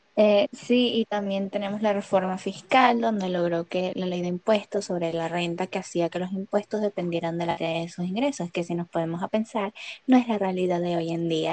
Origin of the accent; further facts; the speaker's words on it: Venezuela; nosotros venezolanos